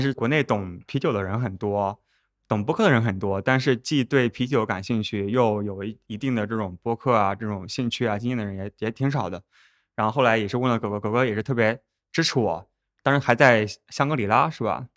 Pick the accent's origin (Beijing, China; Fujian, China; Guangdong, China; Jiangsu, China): Jiangsu, China; Northern; also born or lived in United States / Japan; now in Shanghai, China; 我家也是在苏北